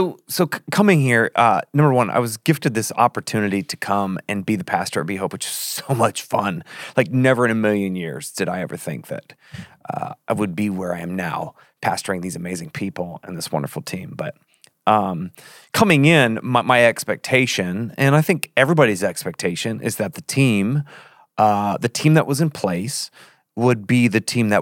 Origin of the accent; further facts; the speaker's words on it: Australia; I'm from Australia. Like, I put R's in my A's.